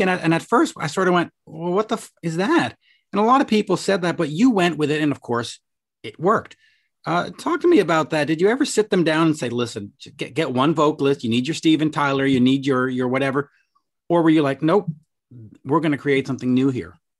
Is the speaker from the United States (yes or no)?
no; Canada; I'm a Canadian